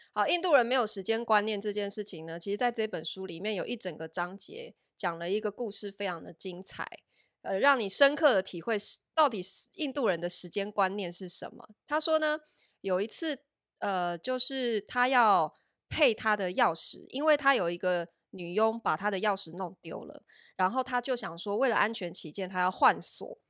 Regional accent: Taiwan; moved away as an adult; also born or lived in Shanghai, China; 我们台湾人

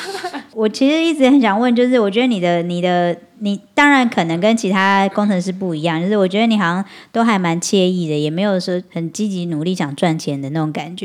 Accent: Taiwan; accent: Taiwanese Mandarin; 我自己台湾国语有点严重

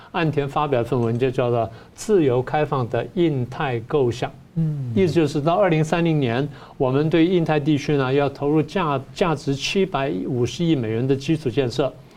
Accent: Taiwan; 我们台湾人

